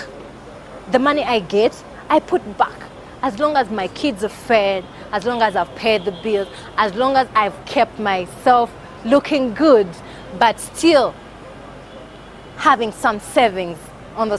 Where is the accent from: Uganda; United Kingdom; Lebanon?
Uganda; Kampala, Central Region; I'm from Uganda, Kampala.